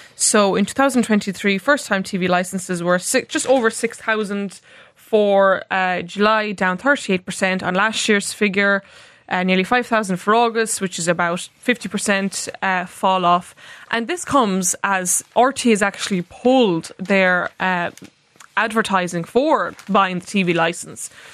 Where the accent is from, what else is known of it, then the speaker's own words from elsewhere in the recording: Roscommon, Connacht, Ireland; accent: Roscommon; English is a second language; I have a Roscommon accent